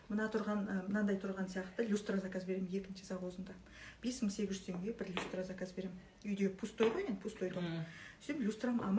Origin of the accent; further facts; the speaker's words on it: Akbastau village, Tole Bi District, Shymkent area, Turkistan Region, Kazakhstan; шымкентте ақбастау деген ауыл леңгір төле би ауданы төле би ауданы ақбастау деген ауылданбыз мен де шымкент жақтанмын